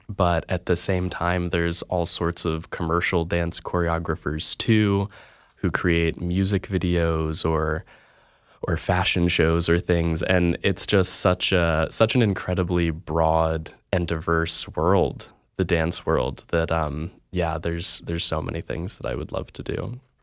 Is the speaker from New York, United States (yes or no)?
no; Virginia, United States; now in Oregon, United States; I'm from Virginia